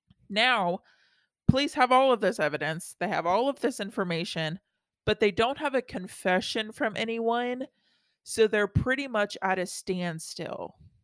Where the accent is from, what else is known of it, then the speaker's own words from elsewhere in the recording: Texas, United States; I grew up in Texas, and moving out of Texas and then trying to explain Texas to non-Texas people is hard.